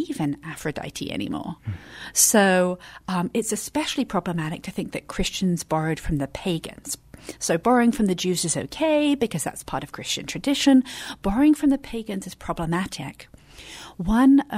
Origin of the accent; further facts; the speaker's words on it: England, United Kingdom; moved away; So I'm from England.